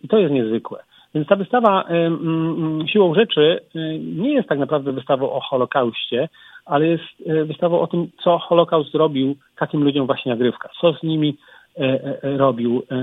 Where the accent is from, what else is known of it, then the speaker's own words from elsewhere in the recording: Kraków, Lesser Poland, Poland; Krakusem z urodzenia. Także znaczy, ja wychodzę na pole. Nie na dwór, ale na pole wychodzę.